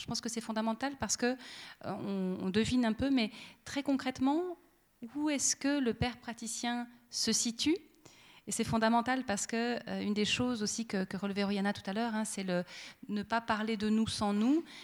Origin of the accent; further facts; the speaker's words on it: Monthey, Valais, Switzerland; dans toute mon enfance à Monté